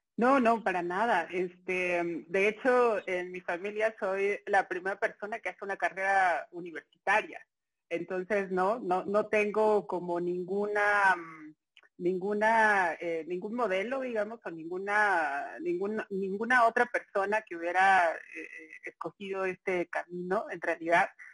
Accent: Mexico City, Mexico; soy chilanga completamente, nací en la Ciudad de México, 27 de noviembre del 82

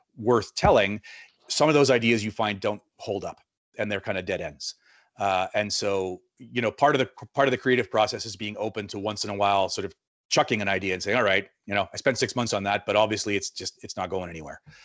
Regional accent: Winnipeg, Manitoba, Canada; moved away as an adult; also born or lived in Buenos Aires; I'm a South End Winnipegger

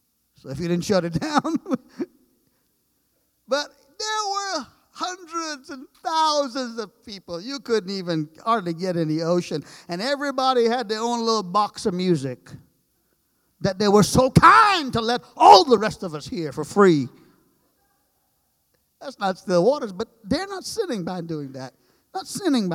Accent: Trinidad & Tobago; moved away; I'm from the islands. I grew up in Trinidad, 35 miles long is the island

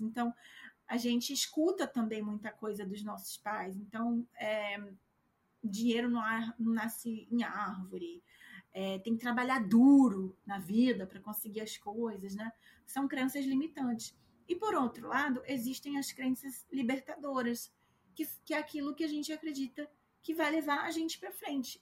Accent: Brazil; moved away; eu, que sou brasileira, não tenho o mesmo sotaque que você

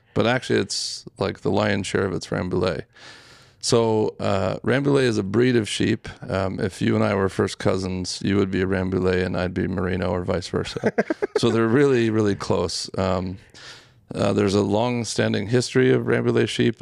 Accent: Utah, United States; growing up in Utah, you see sheep all the time

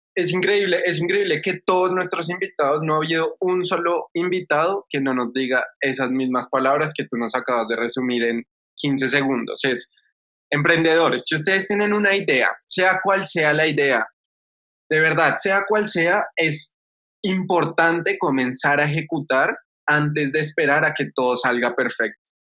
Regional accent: Colombia

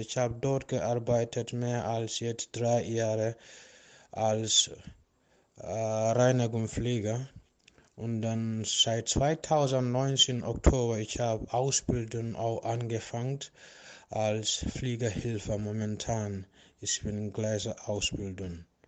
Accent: Gambia; German is a second language; moved away as an adult; now in Germany; Ich bin 12. Februar 1989 geboren in die Gambia und ich habe in der Gambia Sport gelernt und danach ich habe in der Military gearbeitet als Sportlehrer

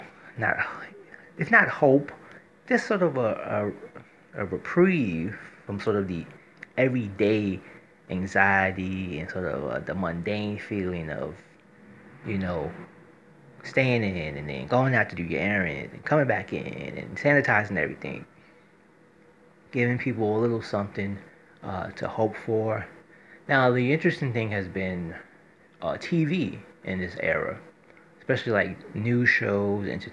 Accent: New York City, New York, United States; as a New Yorker

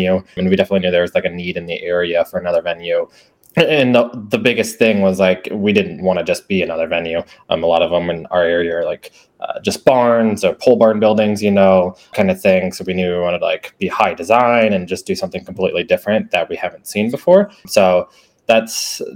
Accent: Iowa, United States; I have born and raised in Iowa, actually. So, still in Iowa now

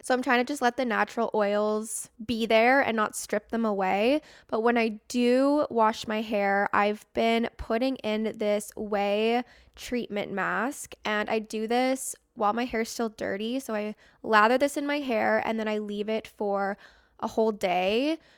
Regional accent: Canada; I'm from Canada

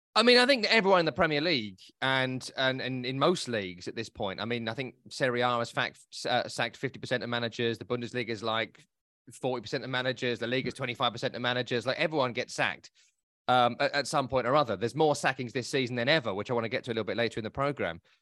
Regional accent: England, United Kingdom; I'm English

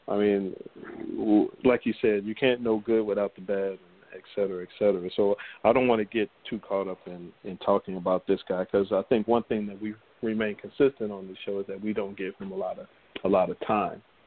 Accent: United States; growing up in America

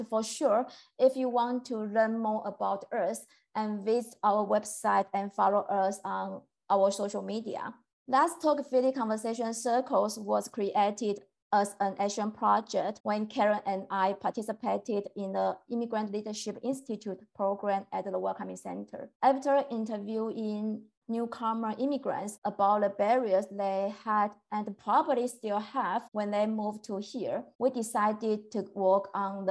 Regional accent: Taiwan; moved away as an adult; now in Philadelphia, United States; I'm from Taiwan. I have been living in Philadelphia for a little bit more than 4 years.

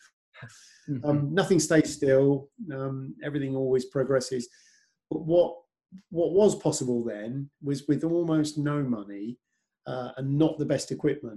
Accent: near Oxford, South East England, United Kingdom; I was 30 miles from Silverstone, lived near Oxford.

